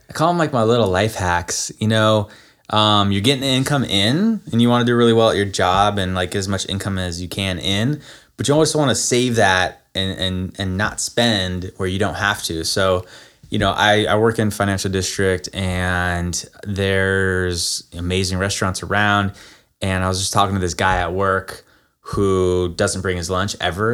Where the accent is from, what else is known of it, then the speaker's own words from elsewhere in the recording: Florida, United States; moved away; also born or lived in Nevada / San Francisco; I grew up in Florida